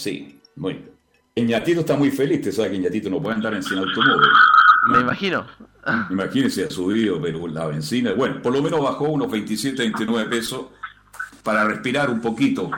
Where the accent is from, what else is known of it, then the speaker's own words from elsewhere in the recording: Chile; soy muy chileno, muy chileno